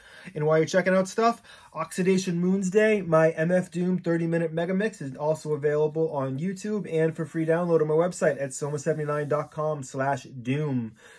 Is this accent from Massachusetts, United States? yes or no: yes; Boston, Massachusetts, United States; I mean, I'm from Boston.